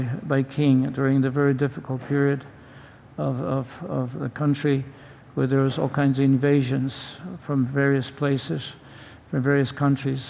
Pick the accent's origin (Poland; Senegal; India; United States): Poland; moved away; I was born in Poland